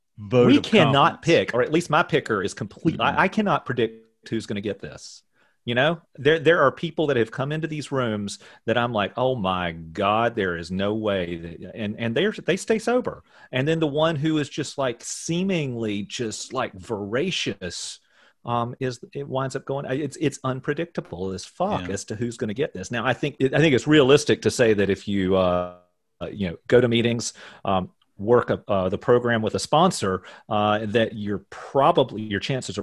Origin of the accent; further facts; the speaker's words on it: Richmond, Virginia, United States; I'm from Richmond, Virginia.